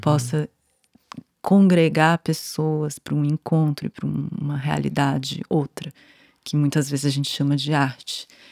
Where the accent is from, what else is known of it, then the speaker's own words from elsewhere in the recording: São Paulo, Brazil; eu nasci aqui em São Paulo, né? Cidade, capital, em 1982